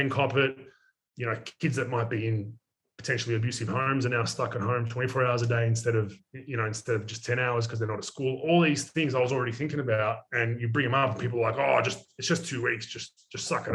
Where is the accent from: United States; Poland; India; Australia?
Australia; I'm from Australia